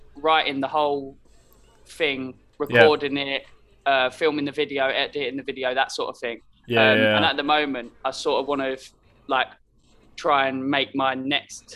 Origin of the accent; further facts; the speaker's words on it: Stevenage, East of England, United Kingdom; I've always grown up in Stevenage. So I was born in Lister and just lived in Chels pretty much my whole